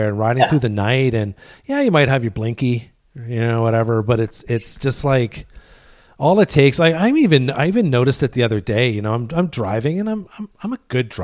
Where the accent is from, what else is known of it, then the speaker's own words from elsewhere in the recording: Canada; growing up in Canada, you know, French, Canadian French is, you know, second language